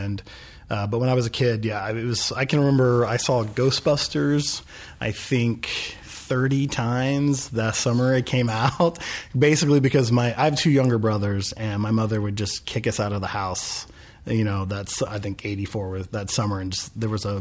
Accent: Oklahoma City, Oklahoma, United States; also born or lived in New York; now in Los Angeles, United States; I grew up in Oklahoma City

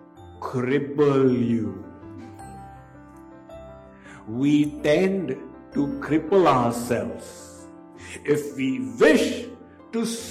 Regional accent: India; when I was growing up in India, when I was a schoolboy in middle school

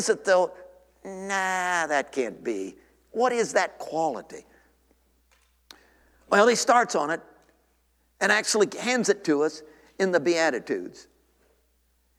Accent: Tennessee, United States; I come from Tennessee

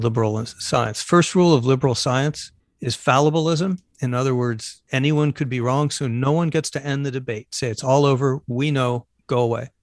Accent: Phoenix, Arizona, United States; moved away; I'm originally from Phoenix, Arizona

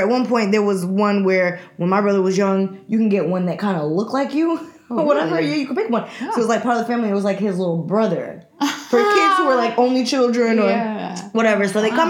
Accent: Jamaica; moved away; we're from the West Indies, but even going back to Jamaica

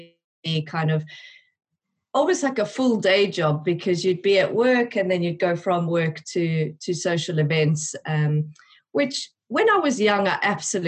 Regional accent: South Africa; moved away as an adult; now in United Kingdom; I am originally from South Africa

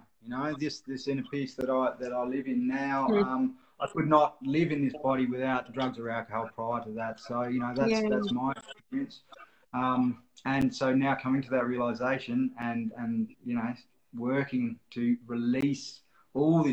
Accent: Australia; I'm an Aussie bloke, so I'm a bogan

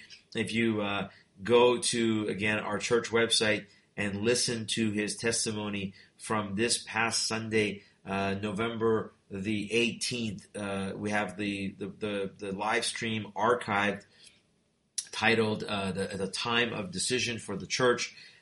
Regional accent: Iran; born there; first language Persian; English is a second language; I was born in Iran. {S2} Right. {S1} So our birth language is Farsi, not Arabic. We are not Arabs.

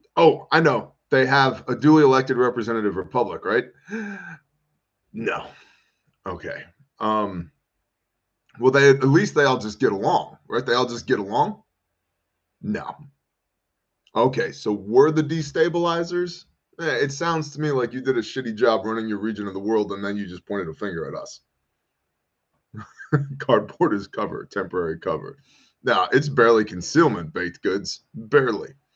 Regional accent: United States; I'm an American. I live here

